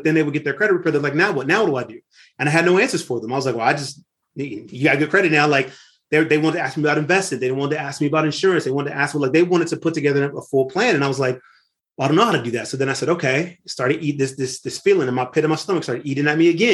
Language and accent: English; Lynwood, California, United States; I grew up in Linwood, California, right outside of Compton in the 1980s